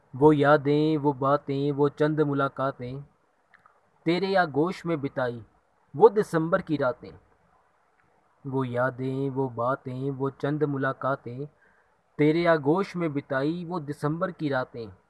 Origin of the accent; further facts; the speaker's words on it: Ludhiana, Punjab, India; मैं लुधियाना पंजाब से हूँ